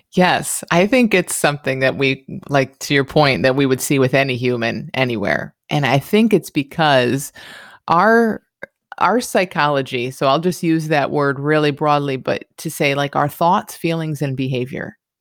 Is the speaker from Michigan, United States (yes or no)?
yes; Michigan, United States; moved away; I grew up in Michigan